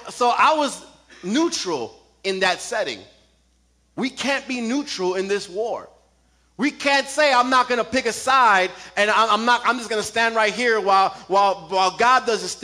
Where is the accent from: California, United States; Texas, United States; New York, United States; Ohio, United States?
New York, United States; I'm from New York